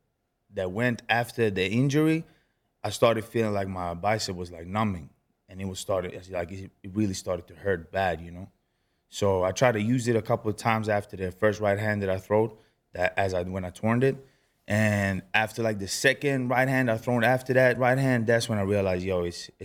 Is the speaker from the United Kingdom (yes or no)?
no; Stockholm, Stockholm County, Sweden; now in Las Vegas, United States; born and raised in Stockholm, Sweden.